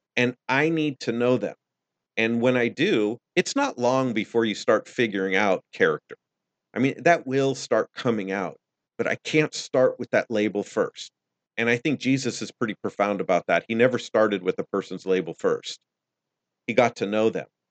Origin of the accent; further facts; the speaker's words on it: United States; I'm American